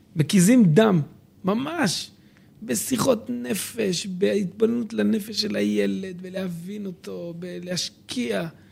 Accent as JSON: {"language": "Hebrew", "town": "Dimona", "region": "Southern District", "country": "Israel", "tie": "born or raised there", "also_born_or_lived": "Jerusalem"}